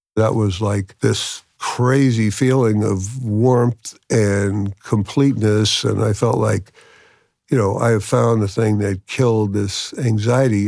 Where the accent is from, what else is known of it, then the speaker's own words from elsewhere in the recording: New York City, New York, United States; I'm from New York City, New York.